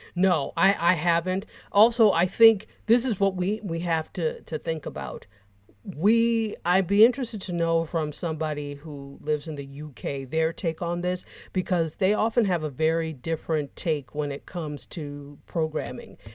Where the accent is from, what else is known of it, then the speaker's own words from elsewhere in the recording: United States; I was born in the States